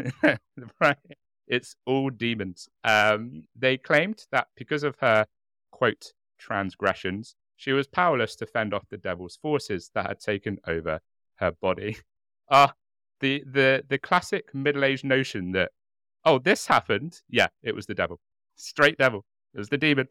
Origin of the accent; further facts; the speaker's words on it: United Kingdom; accent: British; our lovely, warm British accents